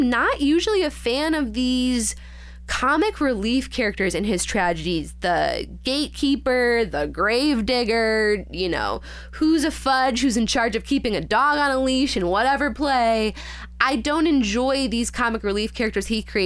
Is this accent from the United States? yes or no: yes; Illinois, United States; I grew up in Illinois, not California